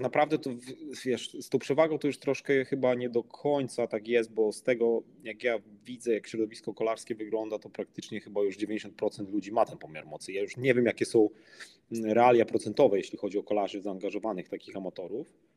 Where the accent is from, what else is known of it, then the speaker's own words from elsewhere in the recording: Przemyśl, Subcarpathian Voivodeship, Poland; pochodzę z mojego miasta, z Przemyśla, z Polski